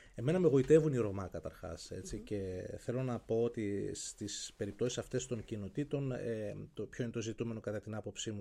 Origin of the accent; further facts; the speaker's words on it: Kilkis, Central Macedonia, Greece; moved away as an adult; now in Athens, Greece; στον τόπο μου στο Κιλκής